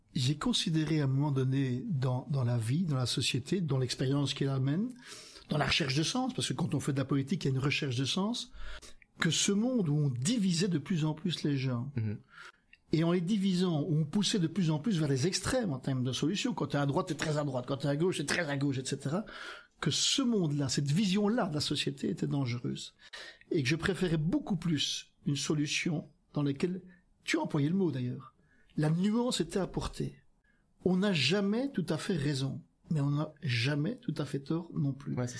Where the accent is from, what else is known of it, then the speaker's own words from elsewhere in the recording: Flanders, Belgium; moved away as an adult; also born or lived in Wallonia (Picardy); je suis originaire de Flandre, j'ai vécu 20 ans en ah Flandre